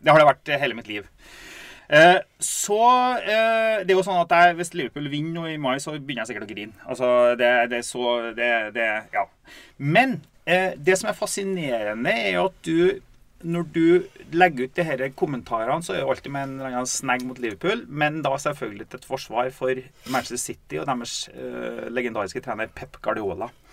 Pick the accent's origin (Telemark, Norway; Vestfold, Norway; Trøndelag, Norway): Trøndelag, Norway; Steinkjer; vi har vokst opp i Steinkjer.